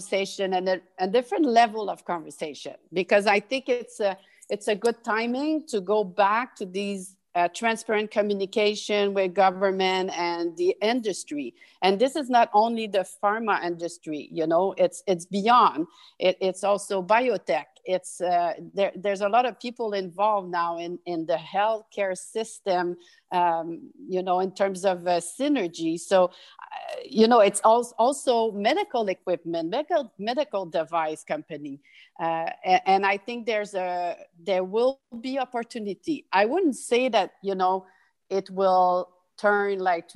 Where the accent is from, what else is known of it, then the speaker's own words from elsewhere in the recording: Canada; we need to ask ourselves as Canadian